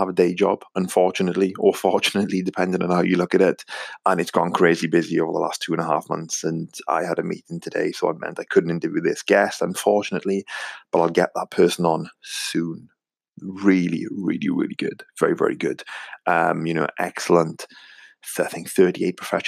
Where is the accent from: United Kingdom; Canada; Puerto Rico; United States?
United Kingdom; Wales; accent: Welsh; my strange Welsh accent